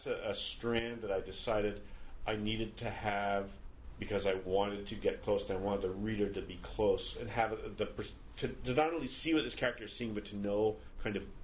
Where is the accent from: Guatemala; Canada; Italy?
Canada; Montreal, Quebec; moved away as an adult; now in Maine, United States; I was born and brought up here